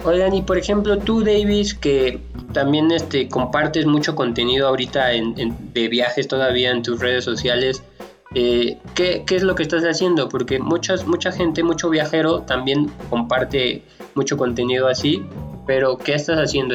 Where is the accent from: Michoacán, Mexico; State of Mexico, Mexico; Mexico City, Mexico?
Mexico City, Mexico; en la Ciudad de México, que es de donde soy yo